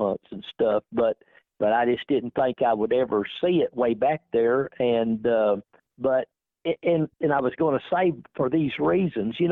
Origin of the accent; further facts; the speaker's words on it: McAlester, Oklahoma, United States; I'm from McAllister, Oklahoma.